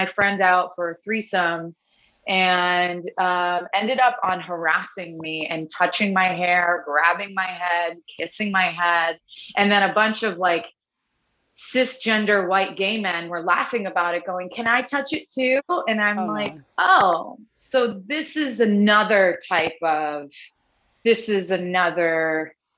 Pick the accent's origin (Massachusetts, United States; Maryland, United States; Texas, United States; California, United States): Massachusetts, United States; Worcester; moved away as an adult; also born or lived in Boston / San Francisco; I grew up in Worcester, Worcester. Grew up in Worcester, but Boston to me is home